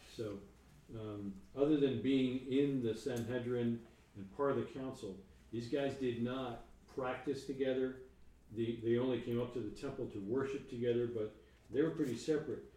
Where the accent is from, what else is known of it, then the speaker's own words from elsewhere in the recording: New York, United States; I'm from New York